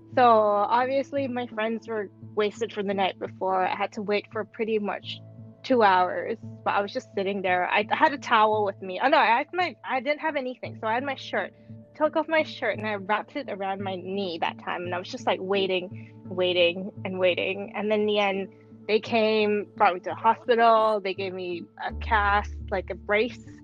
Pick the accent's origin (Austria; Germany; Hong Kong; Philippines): Hong Kong; also born or lived in Switzerland / France / Paris; I'm born and raised in Hong Kong